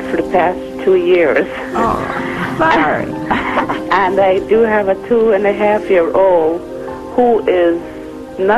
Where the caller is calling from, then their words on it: Connecticut, United States; I'm calling from Connecticut.